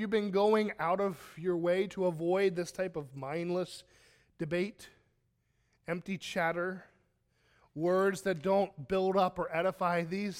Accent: Pennsylvania, United States; I grew up in Pennsylvania.

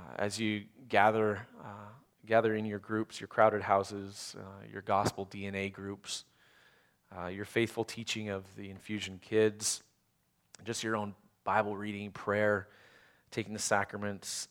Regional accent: Canada; moved away; I grew up in Canada

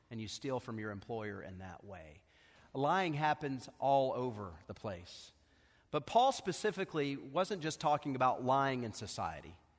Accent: Knoxville, Tennessee, United States; I grew up here in Knoxville

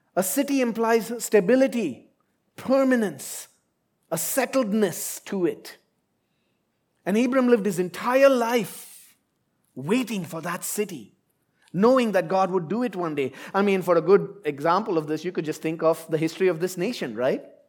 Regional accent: India; moved away as an adult; now in Abu Dhabi, United Arab Emirates; I left India, my home country, fifteen years ago and I've lived in different places

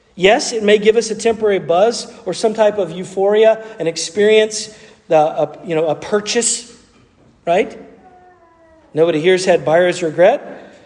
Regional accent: the South, United States; accent: southern; That was the southern part of me coming out.

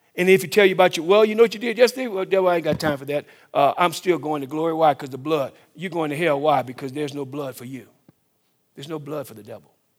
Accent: the South, United States; I grew up in the South. uh, in the fifties.

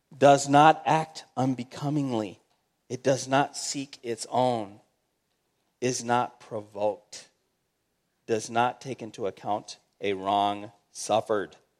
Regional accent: United States; being an American, we say, "Hey, I'm an American. I love my fellow Americans."

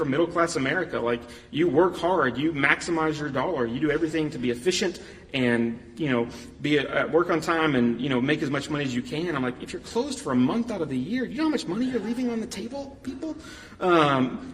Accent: United States; I'm an American

